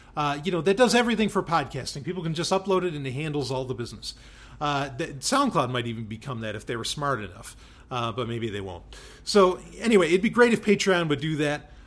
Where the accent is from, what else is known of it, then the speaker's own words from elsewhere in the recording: New York City, New York, United States; also born or lived in Florida; now in New Hampshire, United States; I grew up in New York City. I spent a lot of time in upstate New York as well. Grew up a good chunk in upstate